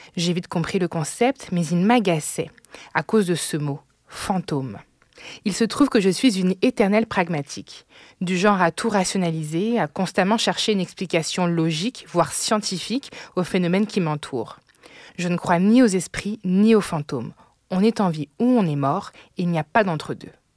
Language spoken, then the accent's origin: French; France; J'ai grandi en France